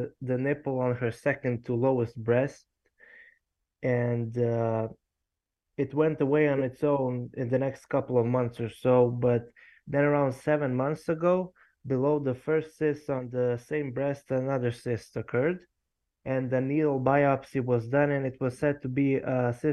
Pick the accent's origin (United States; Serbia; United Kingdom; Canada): Serbia; I'm from Europe, Serbia